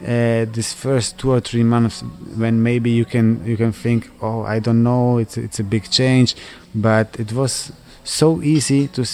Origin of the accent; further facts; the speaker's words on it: Croatia; English is a second language; also born or lived in Switzerland; A big part of me, when I speak with some people, I say I'm from Croatia, but also from Switzerland.